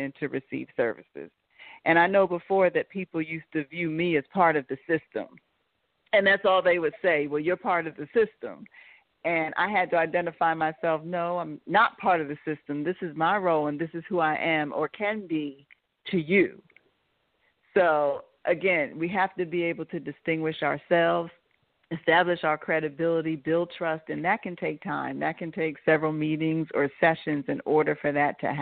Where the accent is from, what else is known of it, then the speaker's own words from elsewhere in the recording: Pennsylvania, United States; now in North Carolina, United States; I'm originally from Pennsylvania, so when I lived there, I did have a private counseling practice.